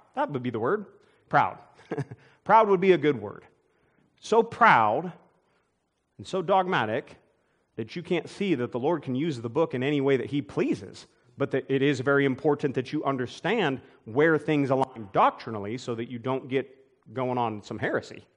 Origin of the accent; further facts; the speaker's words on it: United States; I'm an American